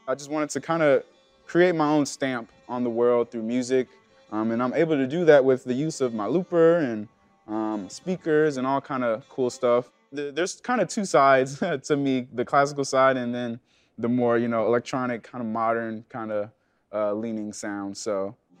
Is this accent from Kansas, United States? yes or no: no; Milwaukee, Wisconsin, United States; now in Chicago, United States; born and raised in Milwaukee, Wisconsin.